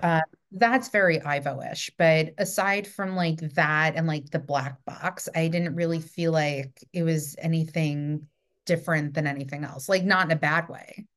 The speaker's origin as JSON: {"language": "English", "region": "New York", "country": "United States", "said": "I'm from New York"}